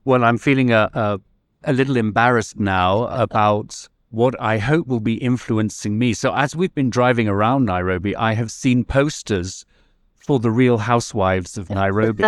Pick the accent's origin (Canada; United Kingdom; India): United Kingdom; now in California, United States; I'm originally British